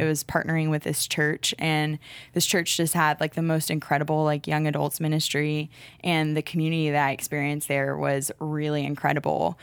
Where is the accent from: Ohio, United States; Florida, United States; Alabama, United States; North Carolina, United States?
North Carolina, United States; Charlotte; I'm from Charlotte, born and raised here